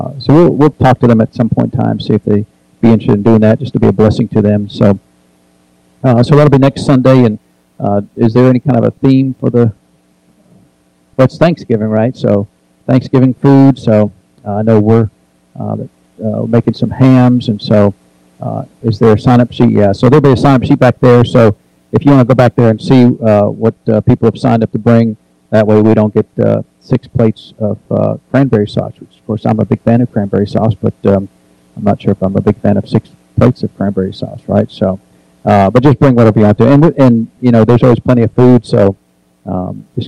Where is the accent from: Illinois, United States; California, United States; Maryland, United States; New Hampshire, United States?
New Hampshire, United States; now in Tennessee, United States; I grew up in New Hampshire, so I know a little bit about the cold weather